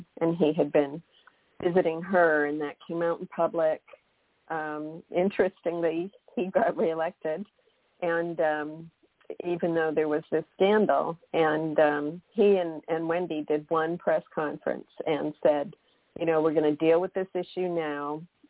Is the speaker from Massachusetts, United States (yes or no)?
yes; Massachusetts, United States; I'm originally from Massachusetts, and we have this big, you know, Kennedy fascination.